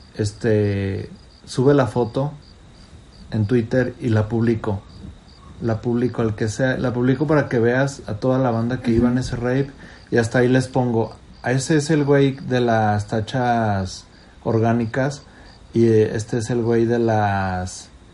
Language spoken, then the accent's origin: Spanish; León, Guanajuato, Mexico; De León. Y me decían el León.